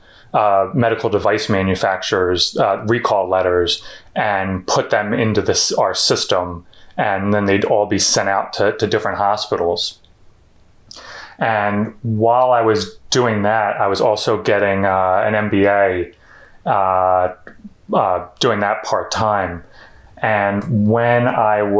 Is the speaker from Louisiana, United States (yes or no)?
no; Philadelphia, Pennsylvania, United States; also born or lived in Florida; So I'm from the Philadelphia area, about like 30 minutes out into the suburbs, and basically grew up here except for 2 years in Florida when I was like 10 or so. But we moved back here in 1990.